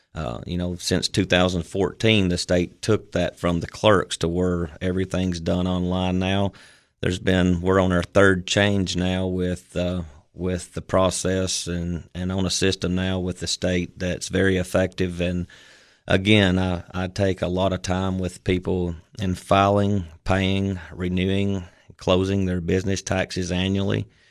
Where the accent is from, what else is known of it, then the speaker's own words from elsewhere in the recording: United States; I also had two years of full-time service for a local funeral chapel there in my hometown